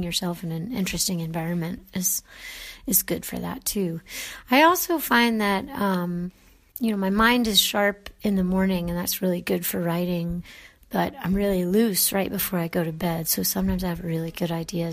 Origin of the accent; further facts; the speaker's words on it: Raleigh, North Carolina, United States; moved away as an adult; also born or lived in Houston, Texas / New York; I grew up in North Carolina in the 80s